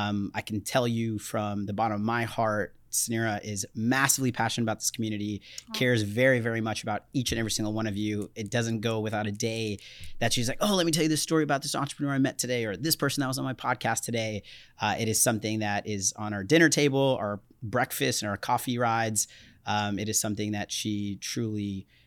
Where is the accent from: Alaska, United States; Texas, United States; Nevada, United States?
Texas, United States; Dallas; born there; also born or lived in Florida; So yeah, so I was born in Dallas, Texas. As I mentioned, we bounced around a lot, ended up in Florida.